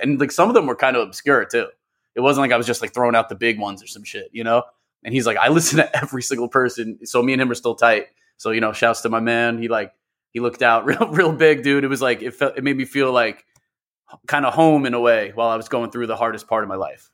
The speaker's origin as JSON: {"language": "English", "region": "New York", "country": "United States", "tie": "born or raised there", "said": "I'm an M C producer, born and raised in New York"}